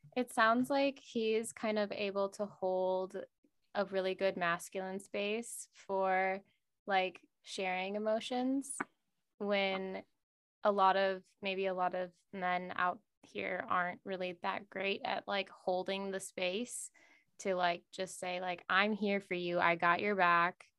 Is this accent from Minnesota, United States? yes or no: yes; Minnesota, United States; now in Los Angeles, United States; I'm from Minnesota, so it was quite flat out there